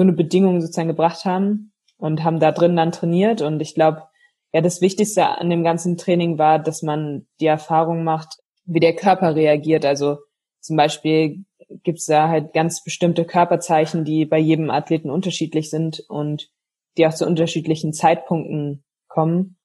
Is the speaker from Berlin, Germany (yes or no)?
yes; Berlin, Germany; also born or lived in Potsdam; Also ich bin in Berlin groß geworden